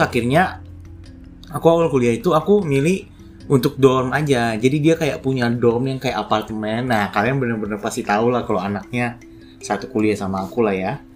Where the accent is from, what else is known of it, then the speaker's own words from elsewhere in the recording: Manado, North Sulawesi, Indonesia; moved away as an adult; now in Jakarta, Indonesia; Jadi aku aslinya dari Manado, kan. Terus, uh, dari S D sampai S M A di Manado